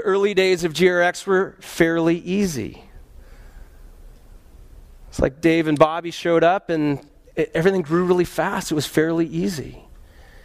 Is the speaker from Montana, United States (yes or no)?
yes; Montana, United States; moved away; also born or lived in Colorado; Then my family moved to Montana